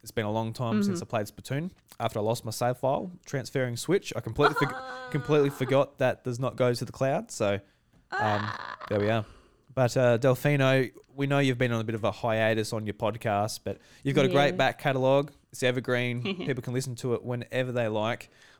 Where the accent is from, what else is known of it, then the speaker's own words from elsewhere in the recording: Australia; As an Australian boy who loves my KFC, I'm like, come on, boy.